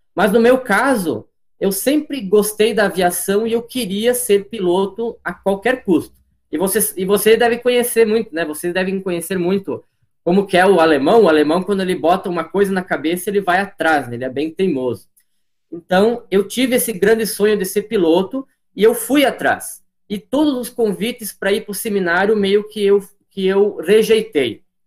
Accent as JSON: {"language": "Portuguese", "town": "Marau", "region": "Rio Grande do Sul", "country": "Brazil", "tie": "born or raised there", "also_born_or_lived": "Balneário Camboriú, Santa Catarina", "moved": "as an adult", "lives_now": "Medianeira, Brazil", "said": "Eu sou natural do litoral de Santa Catarina, Balneário Camboriú, mas eu, na verdade, fui criado gaúcho. Desde os meus nove meses de vida, eu moro na cidade de Marau, ao lado de Passo Fundo."}